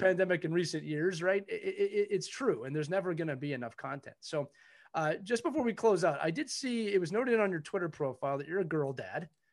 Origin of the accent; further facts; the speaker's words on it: Philadelphia, Pennsylvania, United States; I'm born and raised in Philadelphia